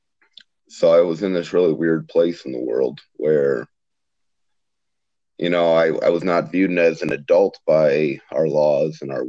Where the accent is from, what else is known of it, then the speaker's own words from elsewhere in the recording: Iowa, United States; I grew up in Iowa